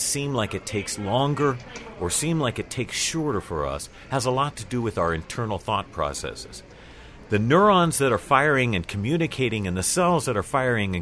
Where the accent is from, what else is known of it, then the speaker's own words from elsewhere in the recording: United States; I'm American